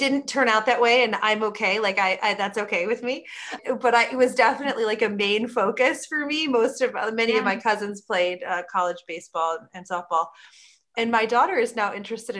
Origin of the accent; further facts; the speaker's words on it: Midwest, United States; I'm from the Midwest